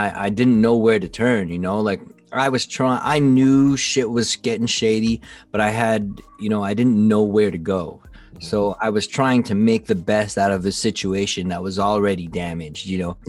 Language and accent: English; Philippines; Even on a racial tip, for example, like I said, I'm Filipino.